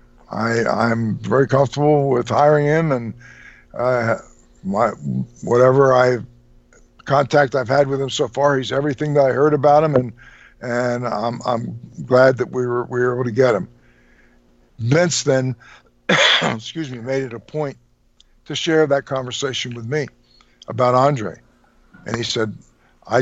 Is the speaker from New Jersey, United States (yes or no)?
yes; New Jersey, United States; moved away; I was born and raised in New Jersey, I was originally from that area